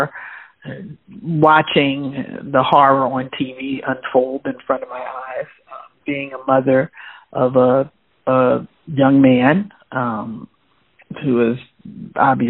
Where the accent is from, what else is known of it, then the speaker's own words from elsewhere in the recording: Philadelphia, Pennsylvania, United States; I was born in Philadelphia